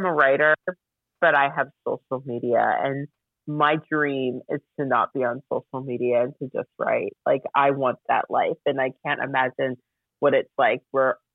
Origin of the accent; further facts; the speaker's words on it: United States; now in United Kingdom; being an American